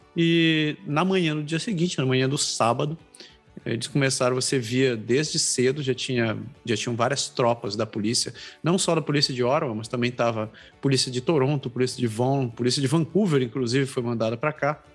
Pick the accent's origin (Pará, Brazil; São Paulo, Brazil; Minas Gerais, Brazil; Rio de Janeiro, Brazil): Pará, Brazil; Belém; also born or lived in Curitiba; now in Canada; eu sou de Belém, mas eu morei em Curitiba